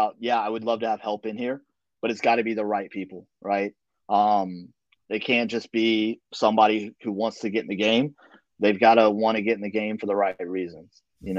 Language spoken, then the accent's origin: English; the South, United States; Again, I'm from the South, so everybody talks about, you know, Southern charm and Southern gentleman and all that stuff.